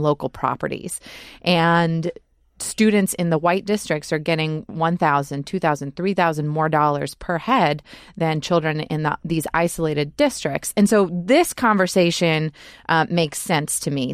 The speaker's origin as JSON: {"language": "English", "region": "Georgia", "country": "United States", "tie": "born or raised there", "said": "I grew up in Georgia in predominantly white schools"}